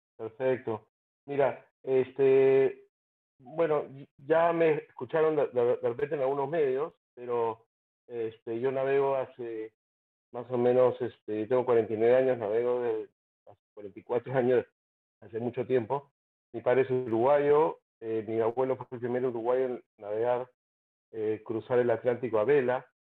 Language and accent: Spanish; Peru; como peruano